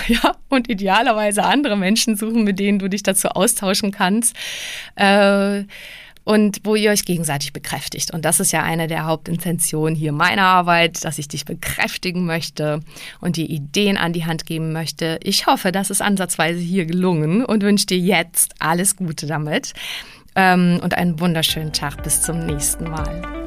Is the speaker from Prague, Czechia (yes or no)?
yes; Prague, Czechia; now in Germany; Ich bin ja Tschechin in Prag geboren